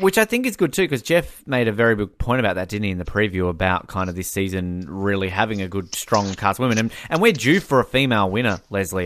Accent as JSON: {"language": "English", "region": "Tasmania", "country": "Australia", "said": "Tasmania on it, the state where I'm from"}